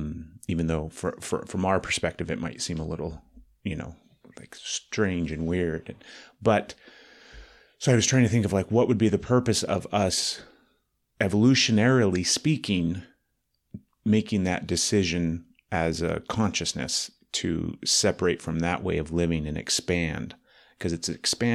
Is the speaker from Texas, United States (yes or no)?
yes; Dallas, Texas, United States; Living in Dallas and growing up in Dallas and then going everywhere else you possibly can, right?